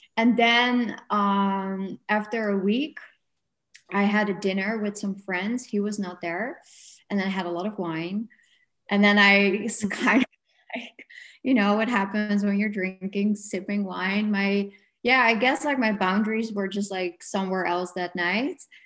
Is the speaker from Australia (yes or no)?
no; Netherlands; now in Portugal; I'm from the Netherlands.